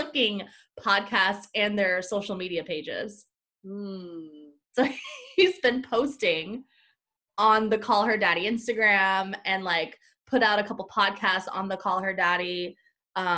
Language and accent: English; Florida, United States; Puerto Rican sisters. Hey, we're from Florida